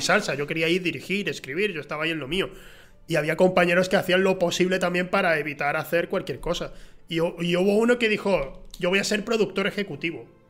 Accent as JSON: {"language": "Spanish", "town": "Huelva", "region": "Andalusia", "country": "Spain", "said": "aquí en Andalucía, o sea, yo soy de Huelva"}